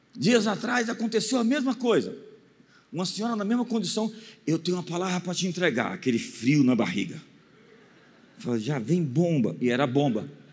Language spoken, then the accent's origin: Portuguese; Brazil